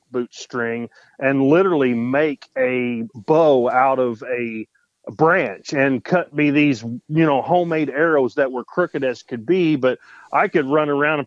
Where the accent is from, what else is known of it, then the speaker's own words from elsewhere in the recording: Spencer, Indiana, United States; I'm from Spencer, Indiana. I've lived in the same little town my whole life.